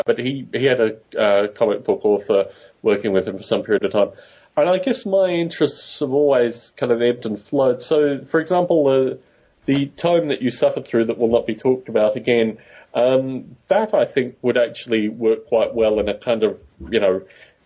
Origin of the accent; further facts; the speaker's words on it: Bay Area, California, United States; moved away; also born or lived in United Kingdom; I come from the Bay Area